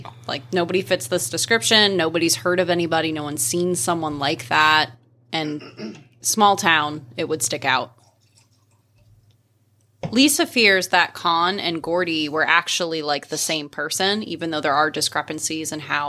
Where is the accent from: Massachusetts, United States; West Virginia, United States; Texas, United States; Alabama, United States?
Alabama, United States; We're from Alabama. We didn't intermarry enough to keep track of the last names.